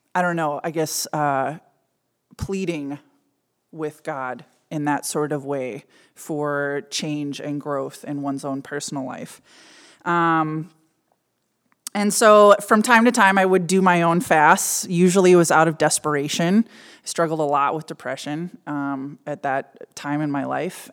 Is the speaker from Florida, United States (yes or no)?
no; suburb of Minneapolis, Minnesota, United States; I grew up in a fairly middle class, um, mostly German and Scandinavian suburb of Minneapolis.